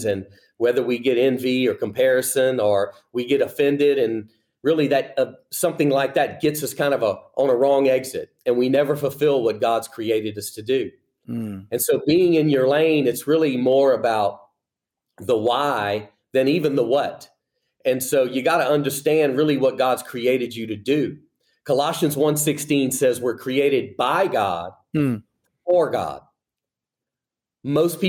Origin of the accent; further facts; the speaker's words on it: Louisiana, United States; moved away as an adult; now in Birmingham, United States; I'm a Cajun, been born and raised in Louisiana, and, you know, grew up there